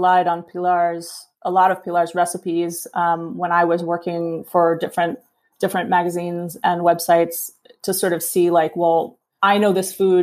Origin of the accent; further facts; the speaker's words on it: New York City, New York, United States; moved away as an adult; now in Chile; I grew up in Brooklyn